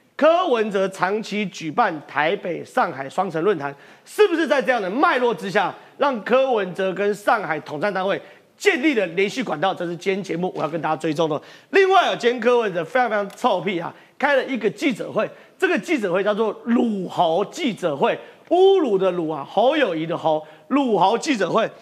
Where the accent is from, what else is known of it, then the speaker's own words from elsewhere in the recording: Tongluo, Miaoli County, Taiwan; 我是客家人，我是铜锣客家人没错